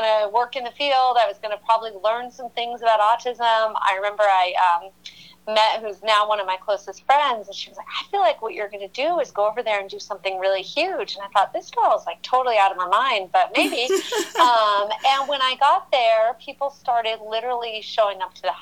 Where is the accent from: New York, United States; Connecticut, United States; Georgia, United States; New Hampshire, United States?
New Hampshire, United States; moved away as an adult; also born or lived in Seattle / Ghana; I was originally from New Hampshire. I'd moved to Seattle